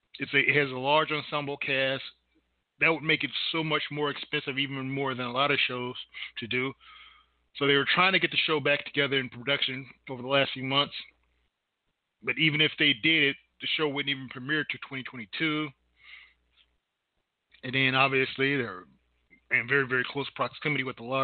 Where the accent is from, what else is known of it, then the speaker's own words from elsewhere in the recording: Indiana, United States; I'm from Indiana